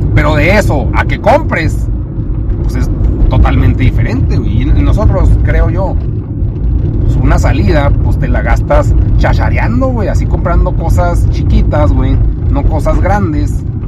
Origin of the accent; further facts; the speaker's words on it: Chihuahua, Mexico; aquí vivo